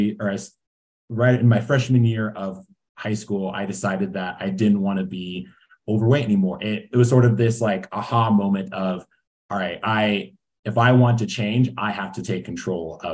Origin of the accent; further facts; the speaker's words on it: Iowa, United States; moved away as an adult; now in Boulder, United States; I'm originally from Iowa. I moved out here with my wife in 2019